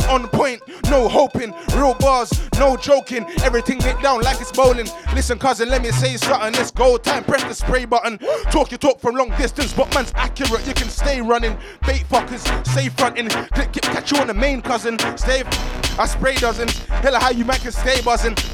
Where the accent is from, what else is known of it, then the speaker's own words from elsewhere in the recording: Brixton, London, United Kingdom; Getting up at Brixton and Stockwell, cause I'm from Brixton. I'm from Stockwell, fam. Border the Brixton and Stockwell.